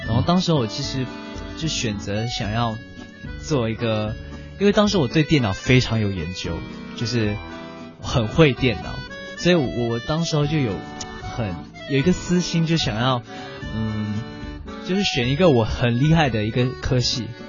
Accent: Singapore; 我是来自新加坡的

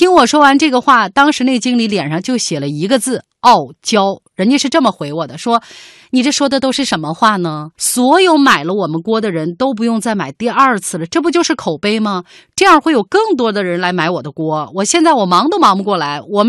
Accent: Germany; 另外一个原因就是，我们德国人就认为产品质量的好坏主要体现在是不是经久耐用上。

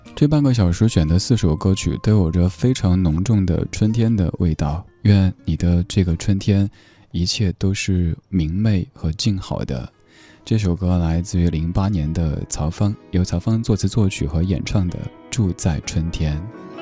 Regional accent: Chengdu, Sichuan, China; 我的家乡成都

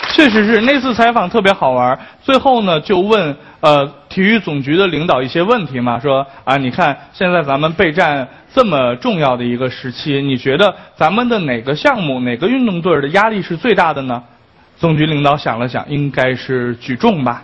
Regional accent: China; 我们中国人

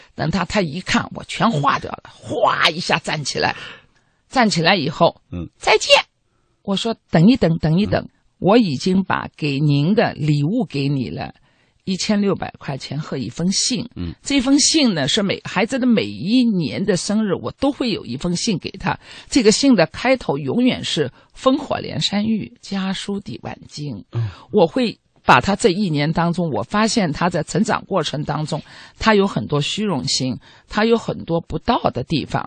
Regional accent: Shanghai, China; moved away as an adult; now in Israel; 因为我是小的时候一直是在上海长大的

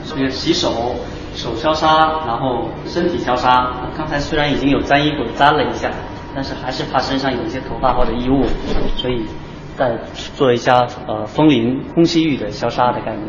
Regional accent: China; 我是中国人啊，但是我是朝鲜族

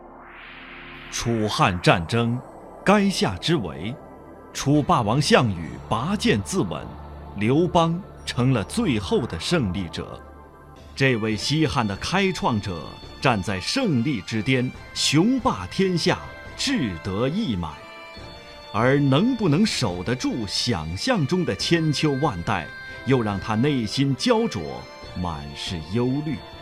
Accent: Hong Kong; 原来我们香港的历史很久远了

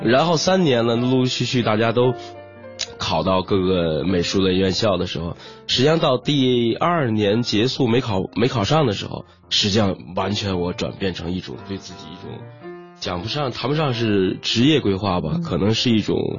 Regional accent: Tianjin, China; 我是中学的时候在天津长大嘛，在那个塘沽

